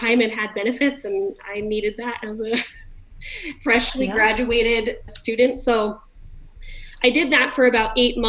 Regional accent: California, United States; now in Utah, United States; I'm from California originally

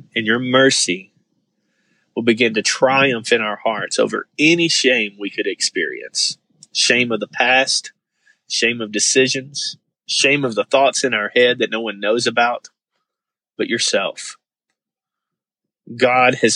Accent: the Bible Belt, United States; growing up in Bible Belt, super deep evangelical world

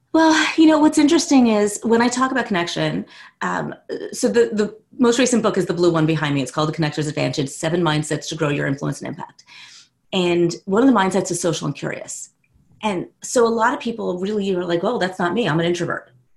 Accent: West Orange, New Jersey, United States; also born or lived in New York City; now in South Orange, United States; I grew up in West Orange

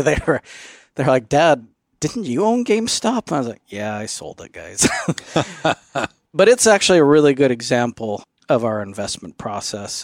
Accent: Phoenix, Arizona, United States; now in Alpine, United States; I grew up in the Phoenix area

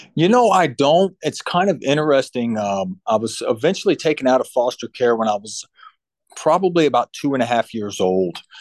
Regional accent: Central Illinois, United States; moved away as an adult; also born or lived in Hampton, Virginia / Florida; I'm from Central Illinois

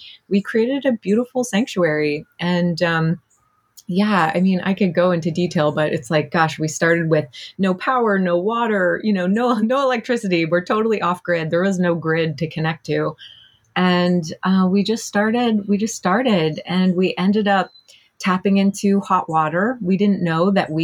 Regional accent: Montreal, Quebec, Canada; I was born and raised in Montreal

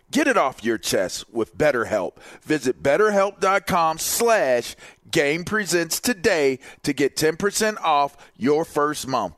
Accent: Pittsburgh, Pennsylvania, United States; because for me, I'm from Pittsburgh. So you see I got my Penn State shirt on. Like linebacker is literally – the culture that I grew up in.

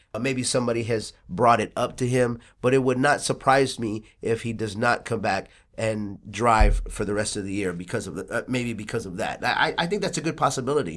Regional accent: Texas, United States; I'm from Texas

